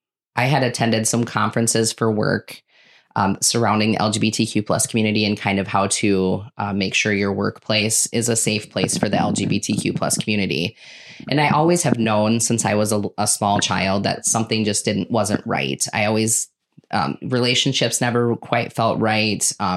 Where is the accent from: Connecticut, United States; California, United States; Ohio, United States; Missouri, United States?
Connecticut, United States; now in Hartford, United States; I grew up kind of all over, but I graduated high school from Wabe.